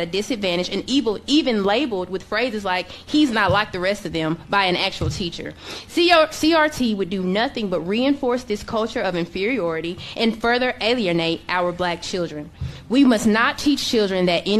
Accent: Mallon, Tennessee, United States; I grew up in Mallon, Tennessee, graduated from Mallon High School

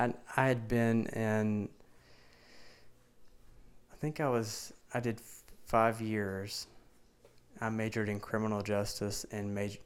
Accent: United States; accent: country, southern; So, a lot of people talk about my accent and how much is like a country accent, southern accent, but you should have heard me like 6 years ago.

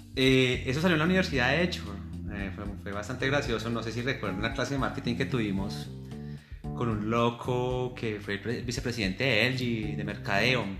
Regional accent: Tunja, Boyacá, Colombia; siempre he estado orgulloso de mi ascendencia, del lugar donde nací y crecí, donde fui educado. Entonces, que siempre cuando me preguntan, yo siempre he dicho que, pues, que soy de Tunja, que soy de Boyacá

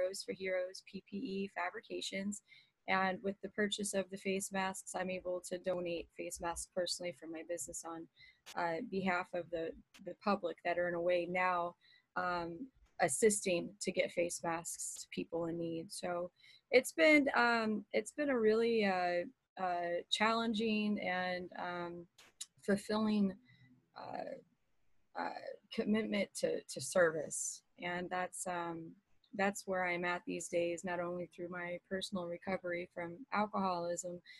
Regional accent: Texas, United States; now in Southwest Florida, United States; I'm originally from Texas

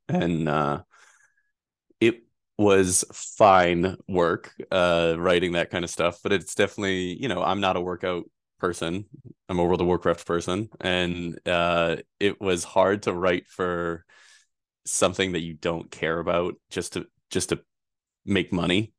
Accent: Pawtucket, Rhode Island, United States; I grew up in Pawtucket, Rhode Island

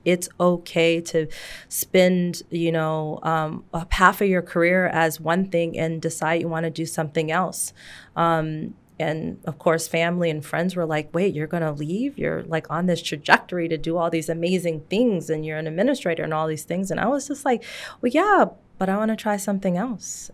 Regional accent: Seattle, Washington, United States; I grew up in Seattle in the shadows of Microsoft and Amazon and Starbucks

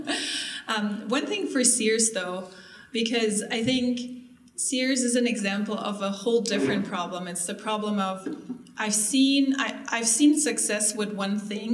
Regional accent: Germany; moved away; I'm from Germany

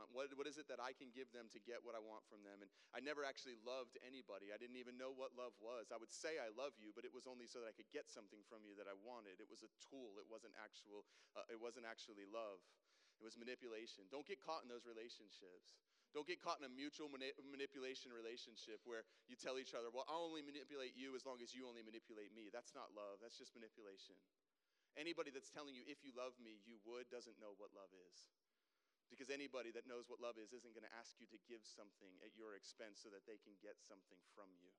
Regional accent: South Florida, United States; moved away as an adult; now in Greenville, United States; I grew up down in South Florida. I lived there until I was 20. I moved here when I was 20 years old to Greenville.

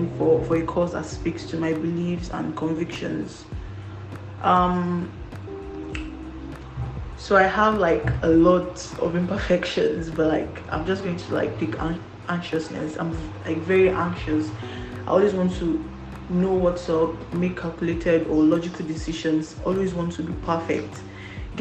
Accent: Kwara, Nigeria; I'm from Kwara State.

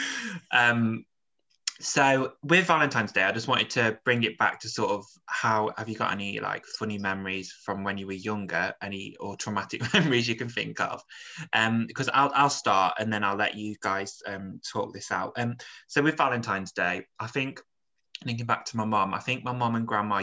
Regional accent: Stafford, West Midlands, United Kingdom; I grew up in Stafford, which is a really small town near

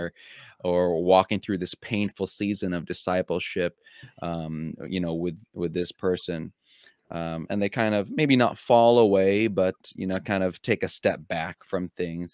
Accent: United States; also born or lived in Philippines; I came from another country, but even when I went home back to the Philippines, I was also seen as a little bit of an outsider because I, I w, I was growing up in America

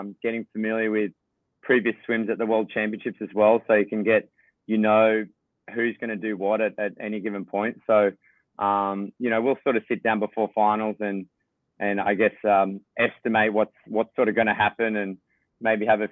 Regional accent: Australia; being an Aussie

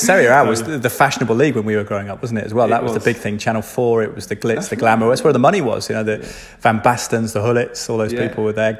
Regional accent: London, United Kingdom; moved away as an adult; also born or lived in Twickenham; now in Cotswolds, United Kingdom; because I moved out from Twickenham. Originally, I was from London, but we'd lived out of London before as a family.

